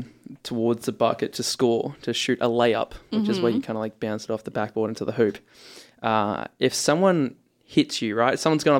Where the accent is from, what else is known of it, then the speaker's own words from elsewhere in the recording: Ipswich, East of England, United Kingdom; Born and raised in Ipswich, mate.